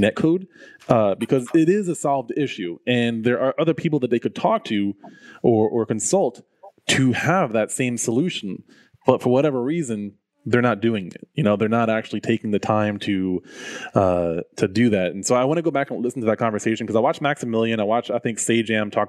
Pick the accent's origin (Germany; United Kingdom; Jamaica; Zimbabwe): Jamaica; I'm Jamaican